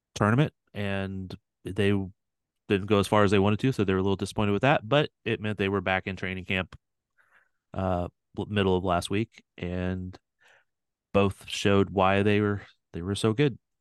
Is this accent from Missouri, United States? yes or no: yes; St. Louis, Missouri, United States; now in Kansas City, United States; I'm originally from Saint Louis, too, so I grew up knowing all that history over there